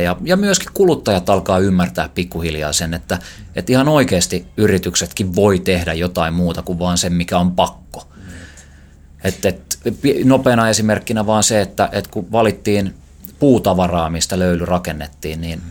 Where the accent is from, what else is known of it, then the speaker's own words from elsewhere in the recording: Helsinki, Uusimaa, Finland; kun mä oon ollut joku viisi tai kuusi-vuotias, niin faija osti mulle ensimmäisen umpikelan jonkun abumatikin, millä opeteltiin heittämään ja käytiin van, tuossa vanhan kaupungin koskella harjoittelemassa heittämistä.